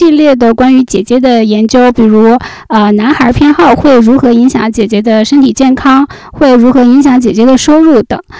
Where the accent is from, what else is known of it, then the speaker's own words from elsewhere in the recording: Sichuan, China; 家乡是在四川。